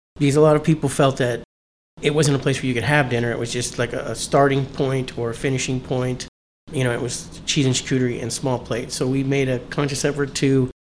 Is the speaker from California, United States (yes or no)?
yes; Los Angeles, California, United States; moved away as an adult; also born or lived in Miami, Florida; now in Florida, United States; my parents moved to California when I was 7. So I spent 20-something years in California